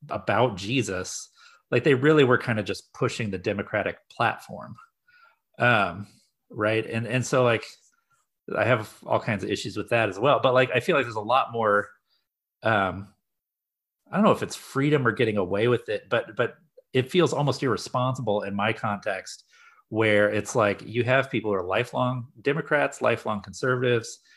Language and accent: English; Midwest, United States; I grew up in the Midwest, so like there's I, I had some kind of things that I was like, okay, I've learned I know a little bit about rural areas and a little bit about rural ministry.